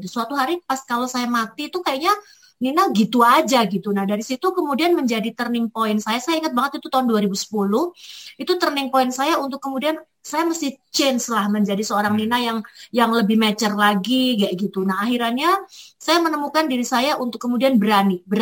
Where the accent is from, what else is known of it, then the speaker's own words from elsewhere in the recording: Malang, East Java, Indonesia; saya orang Arema, orang Jawa, orang Indonesia, tapi saya pengen berkiblat kayak orang-orang bule.